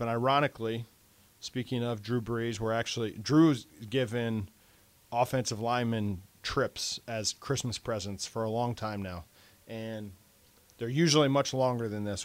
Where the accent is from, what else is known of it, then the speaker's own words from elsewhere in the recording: Milford, United States; moved away; Milford, my, my high school